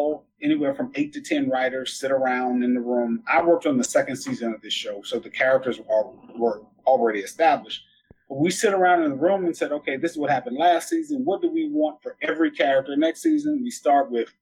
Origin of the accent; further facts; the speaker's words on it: the South, United States; I'm a Southern boy. I grew up in the South, small town